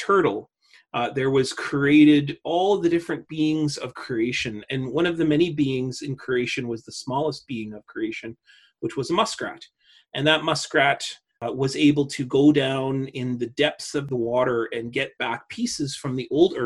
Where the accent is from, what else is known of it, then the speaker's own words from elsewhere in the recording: Little Peguis Indian Settlement, Manitoba, Canada; also born or lived in Winnipeg; grew up in a little place called Bungie Peguis or Little Peguis Indian Settlement